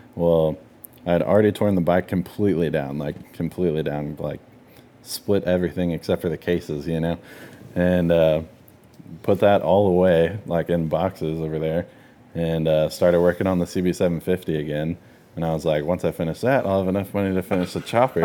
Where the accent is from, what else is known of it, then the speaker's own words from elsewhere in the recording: Texas, United States; we're from Texas